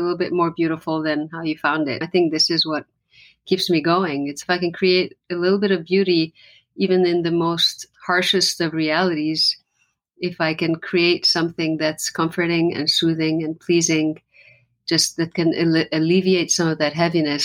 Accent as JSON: {"language": "English", "country": "Lebanon", "first_language": "Arabic", "second_language": "English", "said": "English is not my first language. So my first language theoretically is Arabic because I come from Lebanon"}